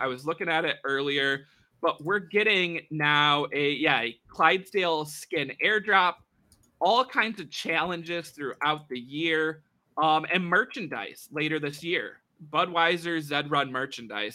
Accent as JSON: {"language": "English", "country": "United States", "said": "us Americans here"}